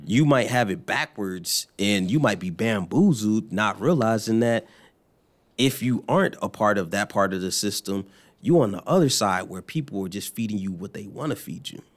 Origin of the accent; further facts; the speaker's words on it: New Jersey, United States; also born or lived in Florida / Kentucky; now in Louisville, United States; I am from, uh, New Jersey, or Florida by way of New Jersey